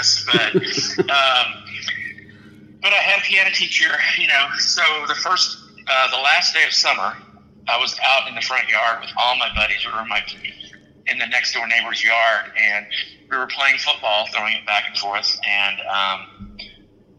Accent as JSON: {"language": "English", "area": "right outside of Houston", "region": "Texas", "country": "United States", "tie": "born or raised there", "also_born_or_lived": "Austin", "moved": "as an adult", "said": "I grew up right outside of Houston"}